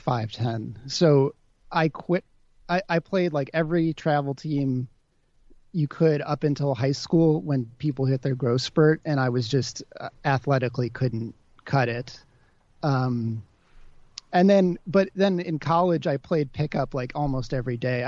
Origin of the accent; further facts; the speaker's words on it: Wilmette, Illinois, United States; also born or lived in Chicago, Illinois; now in Brooklyn, United States; I'm from Chicago